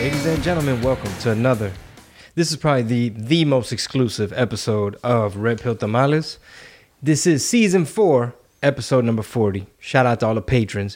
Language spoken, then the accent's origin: English; Houston, Texas, United States; we're from Houston